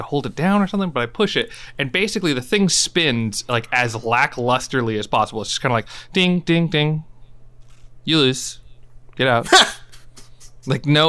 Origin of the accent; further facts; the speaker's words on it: California, United States; as a Californian